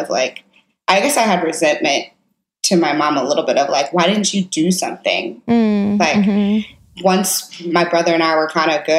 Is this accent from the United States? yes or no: yes; St. Louis, Missouri, United States; I'm from St. Louis, Missouri. I grew up in the suburbs of St. Louis